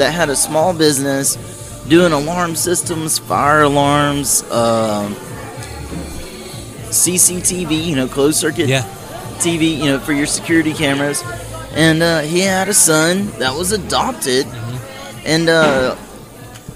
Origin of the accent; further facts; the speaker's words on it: Natchitoches, Louisiana, United States; moved away as an adult; also born or lived in Shreveport, Louisiana / Florida / West Texas; now in San Angelo, United States; I grew up in Louisiana, central Louisiana, Natchitoches, Louisiana